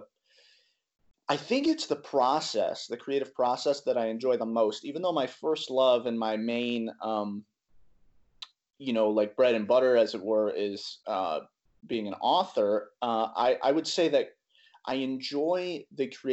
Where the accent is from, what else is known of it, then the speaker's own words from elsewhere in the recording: Greenville, South Carolina, United States; I'm from Greenville, South Carolina.